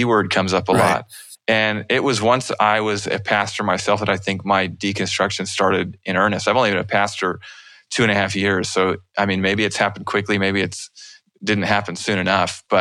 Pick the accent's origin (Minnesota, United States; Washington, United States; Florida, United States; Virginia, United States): Washington, United States; Wenatchee; also born or lived in Portland, Oregon / New England / Ellensburg, Washington; lived in Wenatchee for about 10 years. That was Central Washington